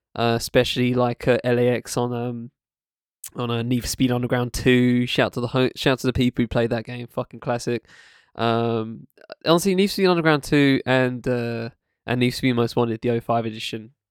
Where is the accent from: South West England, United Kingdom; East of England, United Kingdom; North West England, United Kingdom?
East of England, United Kingdom; Essex; born or raised there; also born or lived in Camden, London